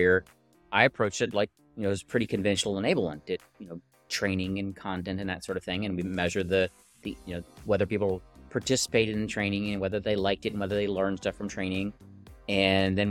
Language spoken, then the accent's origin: English; Texas, United States; I'm from Texas. I'm in a little town called Dripping Springs outside of Austin